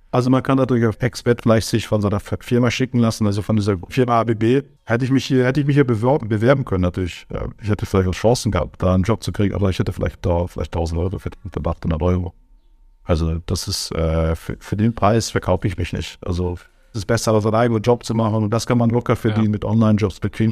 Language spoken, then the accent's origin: German; Germany; moved away as an adult; also born or lived in Switzerland / Aargau / Turkey (ancestry); now in Brazil; in meinem ganzen Leben Deutschland geboren, aufgewachsen